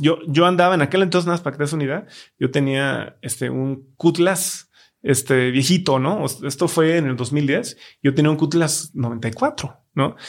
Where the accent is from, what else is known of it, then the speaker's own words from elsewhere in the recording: Guadalajara, Jalisco, Mexico; also born or lived in China; somos de Guadalajara